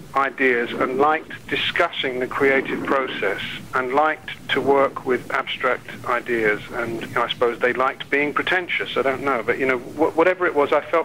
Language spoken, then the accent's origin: English; London, United Kingdom; I was a kid from West London